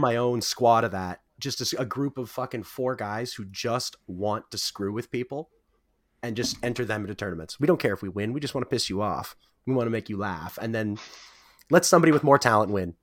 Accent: the Maritimes, Canada; We're from the Maritimes

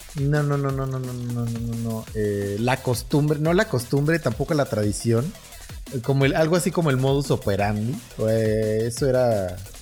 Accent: Naucalpan, State of Mexico, Mexico; no somos ni parte de la Ciudad de México ni parte del Estado

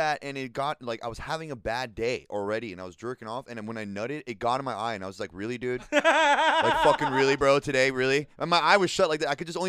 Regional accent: Philadelphia, Pennsylvania, United States; I'm from North Philly.

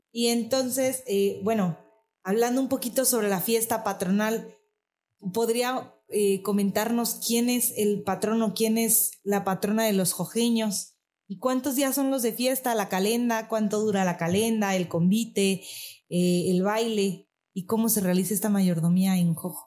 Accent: Oaxaca, Mexico; nuestro estado y de nuestro país

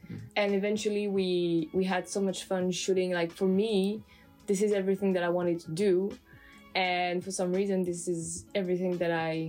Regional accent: France; accent: French; English is a second language; Like, well, there's my accent, which I don't mind, because sometimes I listen to myself and I say, and I'm like, okay, now there I sound French, or there my accent's getting better.

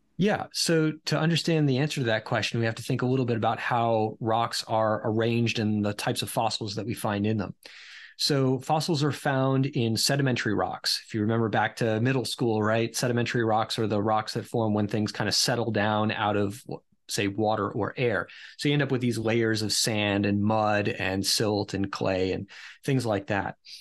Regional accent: Rhode Island, United States; moved away as an adult; also born or lived in Pennsylvania / South Dakota; I ended up boomeranging back to my home state of Rhode Island

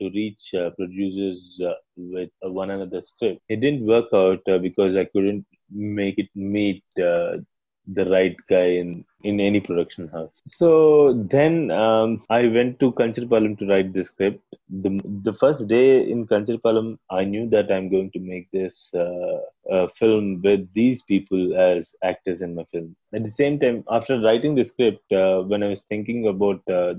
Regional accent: Vijayawada, Andhra Pradesh, India; I grew up in Vijayawada

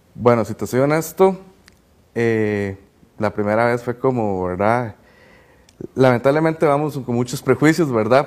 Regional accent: Cartago, Costa Rica; soy de Cartago, tengo 22 años

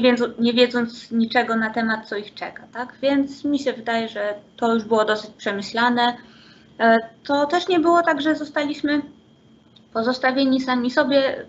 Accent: Poland; moved away as an adult; also born or lived in Szczecin / Germany; my Polacy z Erasmusa

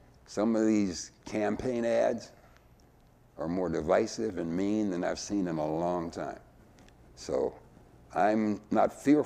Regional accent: Erie, Pennsylvania, United States; also born or lived in Mississippi; I basically grew up in Erie, went to Erie schools, and went to Penn State

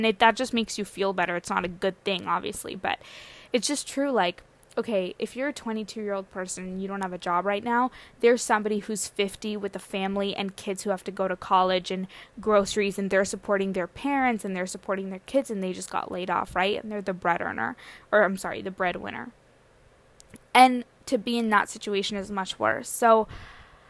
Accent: San Diego, California, United States; my parents, came from India in 1995, and then they settled down in San Diego. That's where I was born and raised.

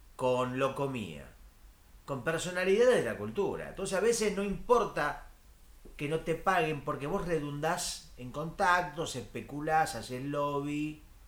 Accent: Argentina; Yo soy de Argentina

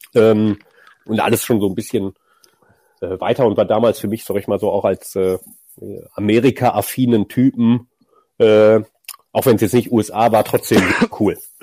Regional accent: Düsseldorf, North Rhine-Westphalia, Germany; born or raised there

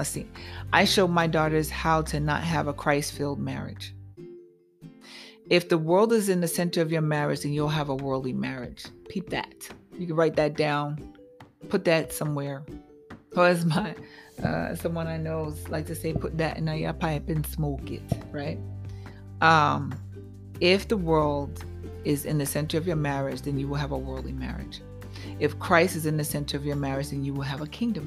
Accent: New York, United States; I'm a New Yorker

